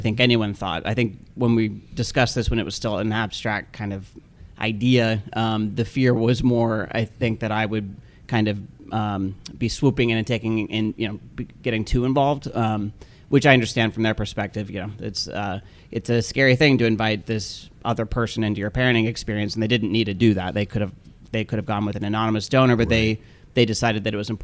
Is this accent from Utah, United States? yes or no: yes; Salt Lake City, Utah, United States; moved away; I'm from Salt Lake City, Utah originally. My mm-hmm. parents are both still there